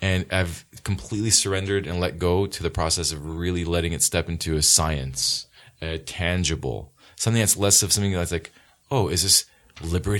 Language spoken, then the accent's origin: English; Los Angeles, California, United States; I'm from here. I'm from the Valley